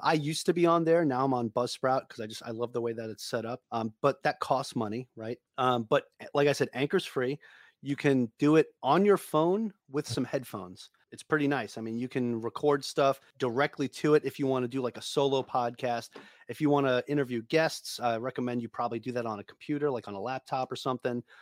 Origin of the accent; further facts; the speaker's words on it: New York, United States; I'm from New York.